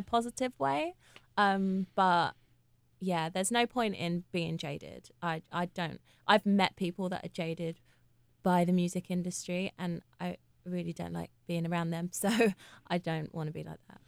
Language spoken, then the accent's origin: English; London, United Kingdom; I'm from Hackney.